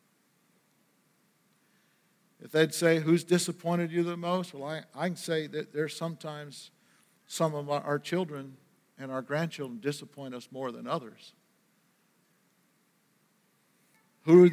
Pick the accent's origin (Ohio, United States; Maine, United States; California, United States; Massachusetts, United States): Maine, United States; We didn't have any money when we were growing up in Maine